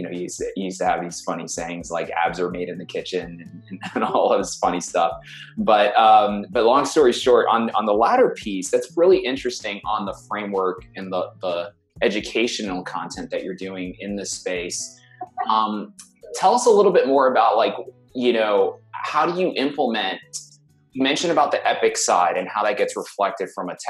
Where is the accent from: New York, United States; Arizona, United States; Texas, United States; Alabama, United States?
New York, United States; New York City; I grew up in Brooklyn. You know, my dad is Puerto Rican, or was Puerto Rican.